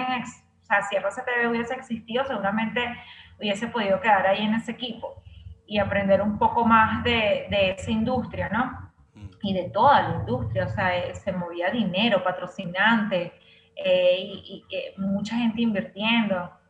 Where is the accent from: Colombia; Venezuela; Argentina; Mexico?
Venezuela